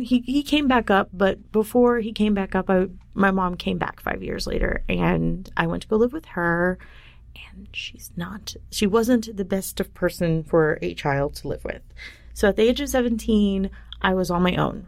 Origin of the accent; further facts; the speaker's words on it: Dallas, Texas, United States; I grew up in Dallas, Texas and very repressed area